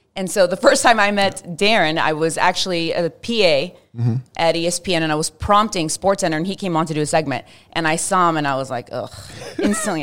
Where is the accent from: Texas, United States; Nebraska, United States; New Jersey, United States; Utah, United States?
Texas, United States; Fort Worth; growing up in Fort Worth, especially in the nineties